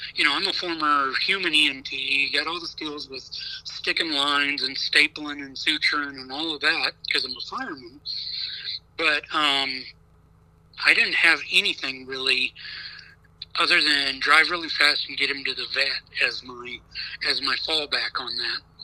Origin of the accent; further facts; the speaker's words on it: Nebraska, United States; Nebraska too much because it's my home state